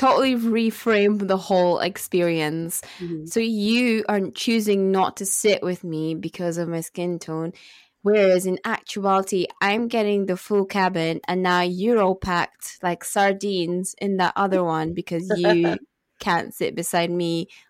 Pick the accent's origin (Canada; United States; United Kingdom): United Kingdom; Musselburgh, Scotland; If you think of the whitest Scottish town that you can think of, then you're pretty close, like, with Musselburgh.